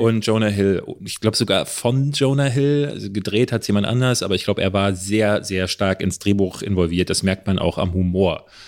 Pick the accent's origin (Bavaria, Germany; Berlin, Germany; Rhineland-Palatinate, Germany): Berlin, Germany; Es gab hier in Berlin-Marzahn, wo ich groß geworden bin, gab es ein Kino